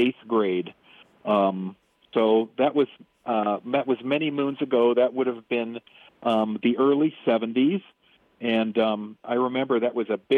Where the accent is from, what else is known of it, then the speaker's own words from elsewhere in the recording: Pittsburgh, Pennsylvania, United States; also born or lived in Wyoming; now in Big Horn, Wyoming, United States; I was born and raised in Pittsburgh